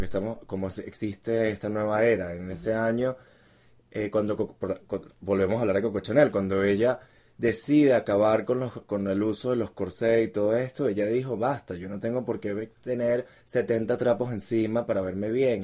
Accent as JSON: {"language": "Spanish", "country": "Venezuela", "said": "como buen venezolano"}